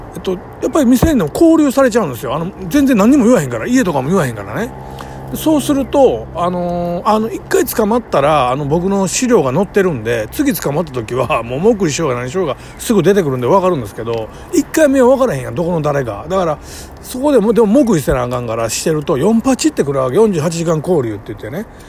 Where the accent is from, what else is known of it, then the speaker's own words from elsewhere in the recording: Kobe, Hyogo, Japan; 生まれ育ちとか、なんかたまたま、あの神戸のね、めちゃくちゃ下町、えー、ヤクザがカ歩する町で育ってしまった